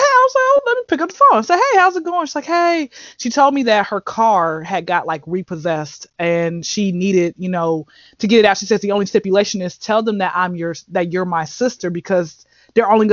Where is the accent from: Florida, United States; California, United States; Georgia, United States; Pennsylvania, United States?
Georgia, United States; Atlanta; I grew up like on the outskirts of Atlanta